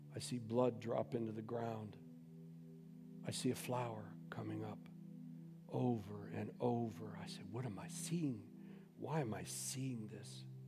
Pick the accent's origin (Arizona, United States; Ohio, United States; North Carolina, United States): Ohio, United States; Youngstown; also born or lived in Boardman, Ohio; I'm some Goomba from Youngstown